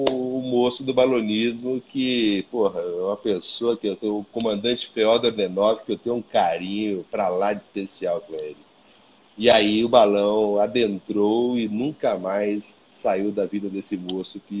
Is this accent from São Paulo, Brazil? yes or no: yes; Ourinhos, São Paulo, Brazil; born there; accent: caipira; Eu acho que o meu caipira de nascimento vem daí também, né? Eu nasci em Ourinhos, mas eu falo muito Piracicaba